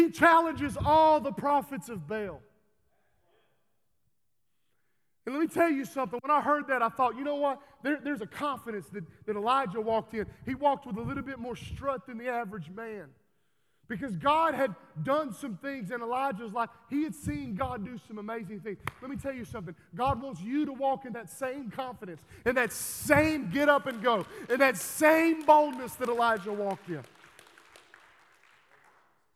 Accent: Texas, United States; I'm from Texas

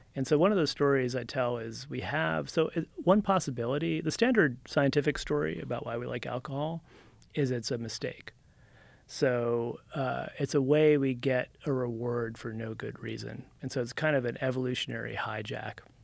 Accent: New Jersey, United States; moved away as an adult; also born or lived in California; I'm from Jersey originally, and then when I was about 20, I dropped out of college on the East Coast and rode my motorcycle to California

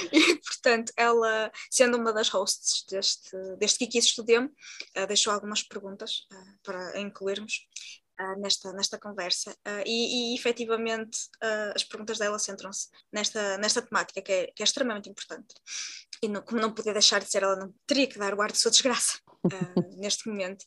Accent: Portugal; enquanto uma mulher da etnia predominante em Portugal

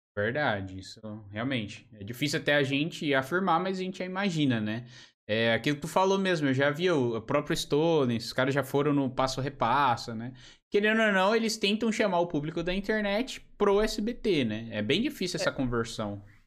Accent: São Paulo, Brazil; moved away as an adult; also born or lived in Portugal; now in Joinville, Brazil; eu sou de São Paulo, né? Sou de São Paulo capital, da região de Santo Amaro

